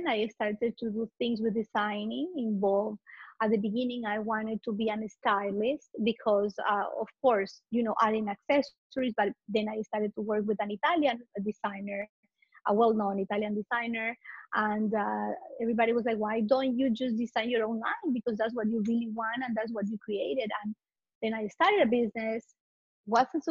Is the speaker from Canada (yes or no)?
no; Ecuador; moved away as an adult; also born or lived in Italy; now in Miami, United States; I'm Latin. I'm from Ecuador